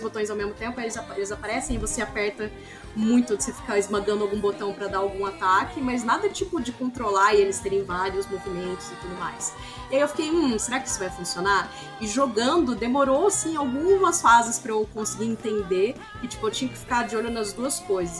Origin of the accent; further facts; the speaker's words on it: Ribeirão Preto, São Paulo, Brazil; na minha cidade de Ribeirão Preto